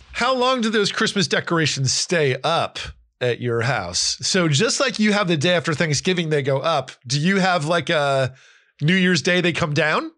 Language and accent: English; Northeast US, United States; also born or lived in California / Florida; now in Nashville, United States; I grew up in the Northeast, in Pennsylvania, New Jersey